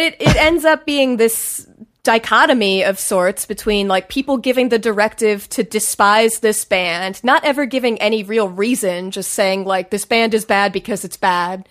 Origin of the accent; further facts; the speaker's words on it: Washington, District of Columbia, United States; moved away; also born or lived in New York; I'm from D C.